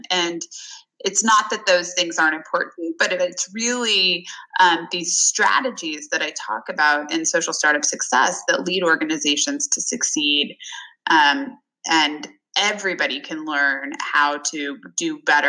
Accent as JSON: {"language": "English", "region": "California", "country": "United States", "tie": "born or raised there", "said": "the small town where I grew up in California"}